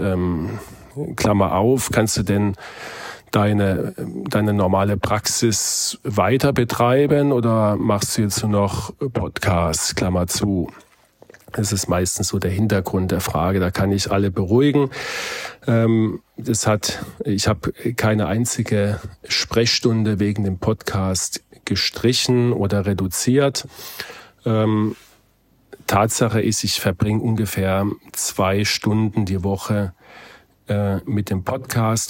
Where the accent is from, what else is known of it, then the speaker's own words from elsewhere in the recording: Heidelberg, Baden-Württemberg, Germany; meine Heimatstadt Heidelberg